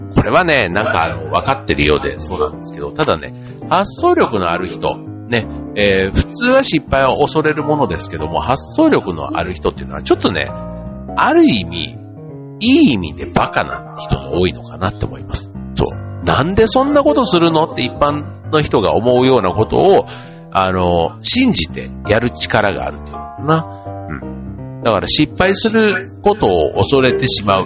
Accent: Kansai, Japan; 僕なんかよく関西人だからって言ってね

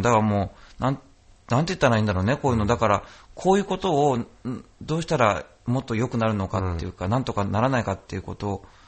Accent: Noto, Ishikawa, Japan; now in Urayasu, Japan; 今、僕、その浦安に住んでて、うんで僕、出身が能登

